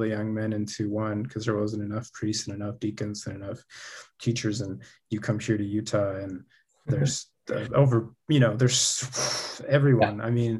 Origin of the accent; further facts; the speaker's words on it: Peru; born there; Funny enough, I was born in Peru, so I actually found the church in Peru with my family, my entire family.